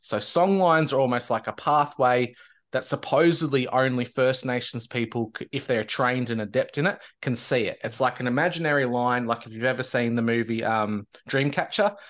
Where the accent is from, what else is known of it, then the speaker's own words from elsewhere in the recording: Victoria, Australia; near the border of New South Wales and Victoria, my home state